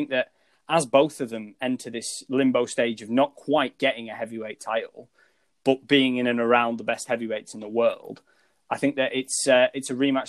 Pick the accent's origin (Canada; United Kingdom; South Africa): United Kingdom; I think my fan bias and being a British fight fan probably picked Dillian Whyte